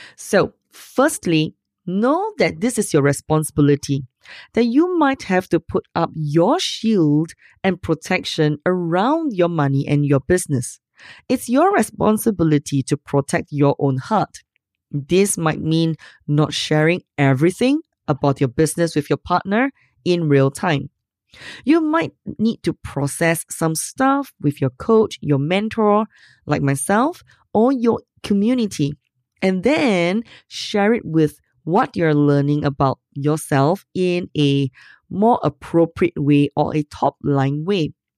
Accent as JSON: {"language": "English", "country": "Singapore", "said": "I'm Asian? So what? I'm from Singapore"}